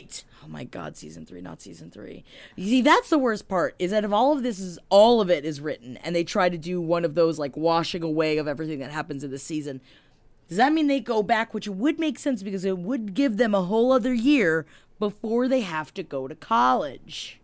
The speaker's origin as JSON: {"language": "English", "town": "New York City", "region": "New York", "country": "United States", "tie": "born or raised there", "said": "we grew up in Queens"}